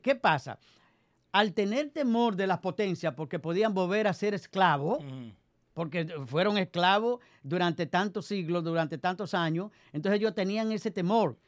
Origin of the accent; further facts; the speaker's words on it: Dominican Republic; nosotros somos dominicanos.